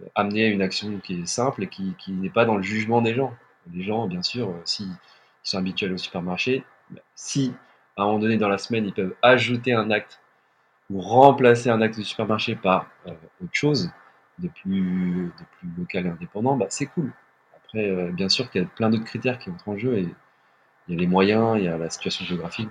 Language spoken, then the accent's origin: French; Montigny-lès-Cormeilles, Île-de-France, France; also born or lived in Paris; on a grandi dans le 95, dans le Val d'Oise, à Montigny-les-Cormeilles pour être très précis